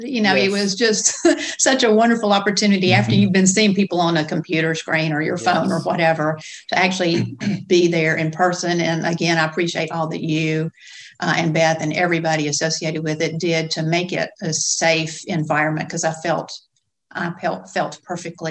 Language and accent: English; Gadsden, Alabama, United States; I grew up in Gadsden